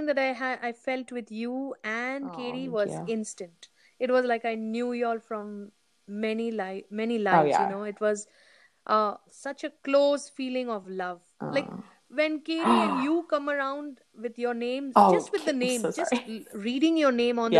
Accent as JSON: {"language": "English", "country": "India", "moved": "yes", "said": "I'm an Indian"}